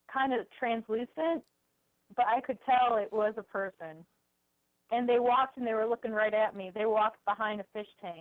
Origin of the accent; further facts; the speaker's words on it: Cleveland, Ohio, United States; I'm from Cleveland